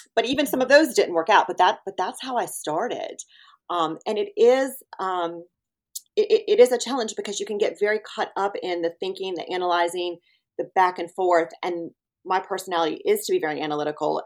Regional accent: Winston-Salem, North Carolina, United States; moved away as an adult; also born or lived in Philadelphia area / Atlanta; now in Ponte Vedra Beach, United States; I grew up in North Carolina, in Winston-Salem.

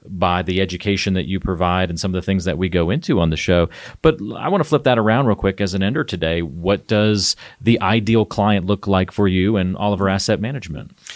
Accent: the South, United States; moved away; I grew up in the South

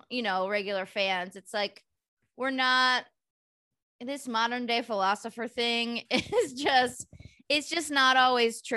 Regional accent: Bay Area, California, United States; moved away as an adult; now in Los Angeles, United States; I grew up in the Bay in the eighties and nineties

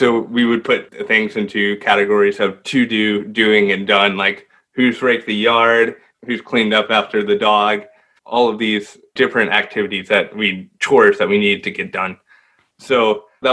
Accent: Austin, Texas, United States; moved away as an adult; also born or lived in Dallas area, Texas; now in Dallas, United States; And I'm originally from Austin, but I moved to the Dallas area to study technical communication

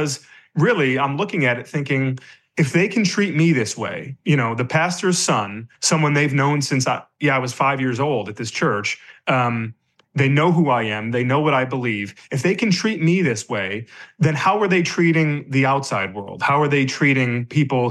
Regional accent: Michigan, United States; moved away; the church I grew up in Michigan

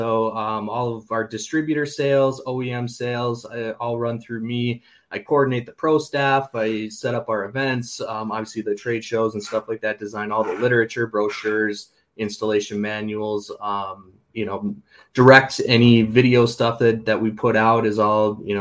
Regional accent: St. Cloud, Minnesota, United States; I grew up here in St. Cloud, Minnesota

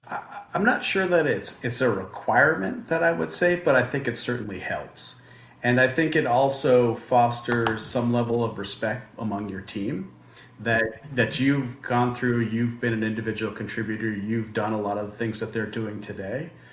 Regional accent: Boulder, Colorado, United States; I'm uh, from, originally from Colorado, born and raised in Boulder, Colorado

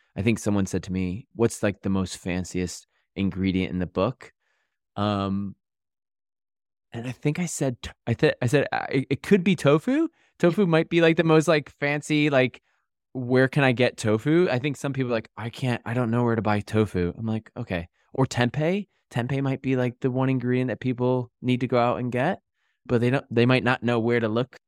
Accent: Connecticut, United States; moved away as an adult; also born or lived in New York; now in United Kingdom; I'm from Connecticut

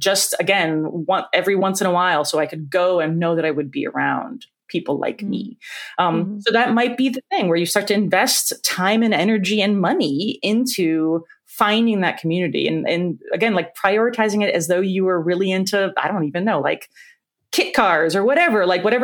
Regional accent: Ohio, United States; moved away; I grew up in Ohio. I grew up in a conservative small town.

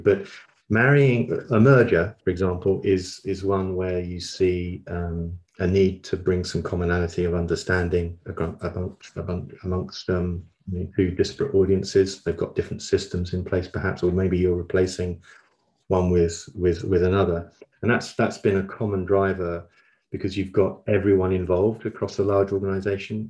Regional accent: London, United Kingdom; moved away as an adult; also born or lived in Copenhagen, Denmark / Manchester / York; now in Brighton, United Kingdom; I was born in Copenhagen, uh, in in Denmark, uh, but quickly, as you can tell from my accent, moved to London um, and grew up in South London.

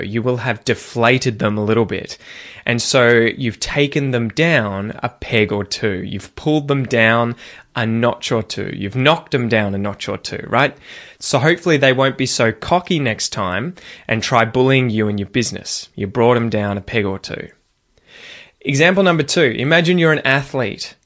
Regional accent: Geelong, Victoria, Australia; accent: Australian; my hometown of Geelong

